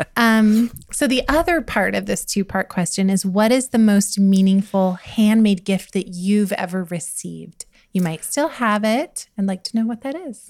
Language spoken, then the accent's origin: English; United States; I grew up in Montana, Wyoming